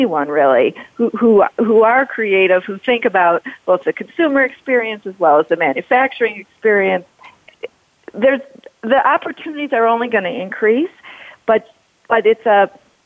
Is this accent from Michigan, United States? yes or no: yes; Detroit, Michigan, United States; we're all from here, or Pamela's from Ohio, but there's something special about being a Midwesterner